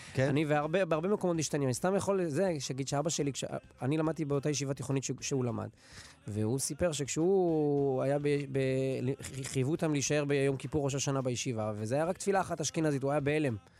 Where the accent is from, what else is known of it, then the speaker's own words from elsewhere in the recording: Netanya, Central District, Israel; now in Samaria; אני גדלתי בנתניה. אני כיום גר בשומרון